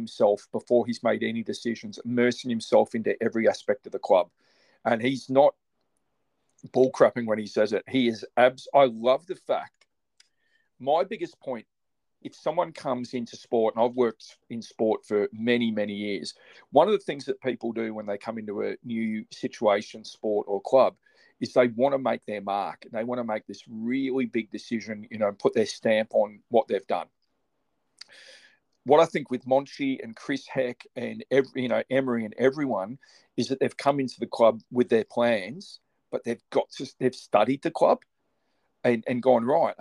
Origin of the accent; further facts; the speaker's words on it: Australia; I'm an Australian. I've always been an Australian